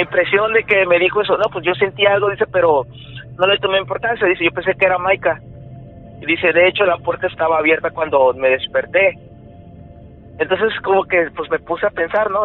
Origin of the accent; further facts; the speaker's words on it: Veracruz, Mexico; Vivíamos en, yo soy de Veracruz, vivimos en Veracruz.